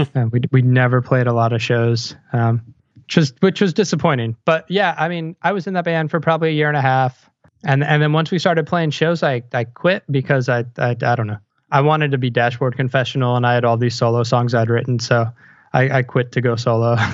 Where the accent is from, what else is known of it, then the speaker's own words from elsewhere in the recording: Montgomery County, Maryland, United States; moved away as an adult; also born or lived in Philadelphia; Montgomery County, Maryland, just right outside Washington, D C